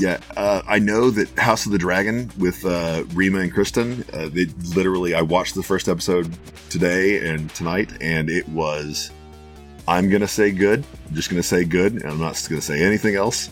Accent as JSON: {"language": "English", "town": "Houston", "region": "Texas", "country": "United States", "tie": "born or raised there", "said": "I grew up in Houston"}